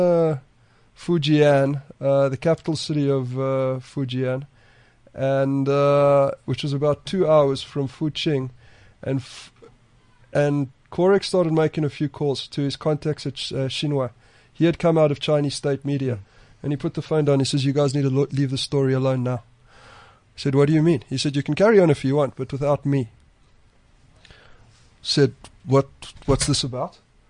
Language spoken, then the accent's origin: English; South Africa; as a South African journalist and an African journalist